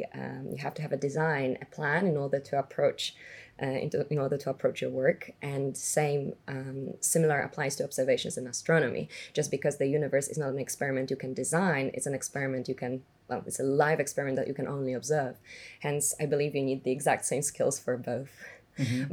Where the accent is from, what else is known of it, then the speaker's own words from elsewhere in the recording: Warsaw, Masovian Voivodeship, Poland; moved away; I was born in Warsaw, born and raised actually, all the way until the age of 19 when I left for the university.